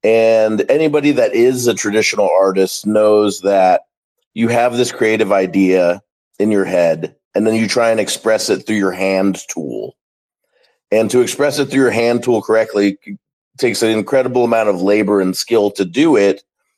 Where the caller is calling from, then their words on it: Dallas, Texas, United States; I'm calling from Dallas, Texas.